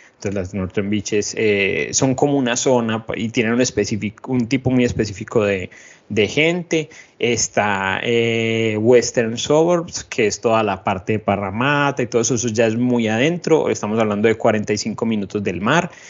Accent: Medellín, Antioquia, Colombia; now in Sydney, Australia; yo viniendo de Medellín

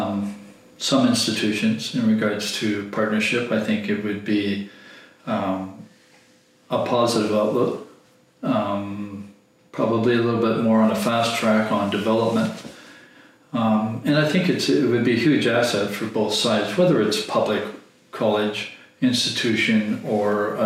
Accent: Canada; I'm not German, I'm not Swiss, I'm not Norwegian, I'm Canadian

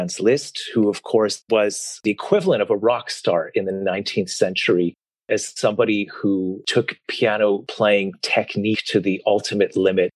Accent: Toronto, Ontario, Canada; although I grew up in Toronto, I was the son of Hungarian refugees

